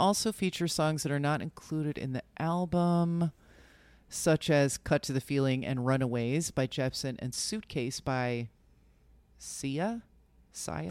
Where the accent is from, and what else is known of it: suburban New Jersey, United States; born or raised there